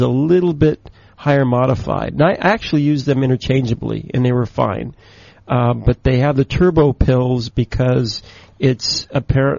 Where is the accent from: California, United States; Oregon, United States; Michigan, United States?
Oregon, United States; Portland; moved away; Portland, Oregon. Mm-hmm. Ah, my hometown